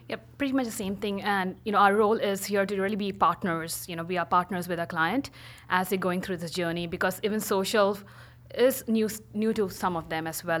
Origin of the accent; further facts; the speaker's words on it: India; moved away as an adult; also born or lived in Pittsburgh / New York; now in San Francisco, United States; originally from India. I moved to the States um, almost 11 years coming up.